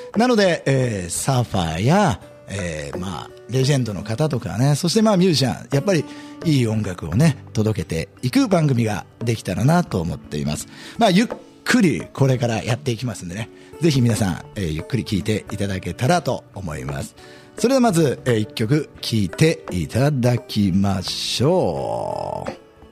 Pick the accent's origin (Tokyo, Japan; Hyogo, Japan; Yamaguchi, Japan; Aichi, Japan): Aichi, Japan; Nagoya; 僕、名古屋出身